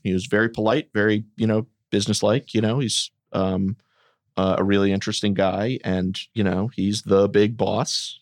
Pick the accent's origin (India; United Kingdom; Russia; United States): United States; Wilmington, Delaware; moved away as an adult; also born or lived in New York; I'm from Wilmington, Delaware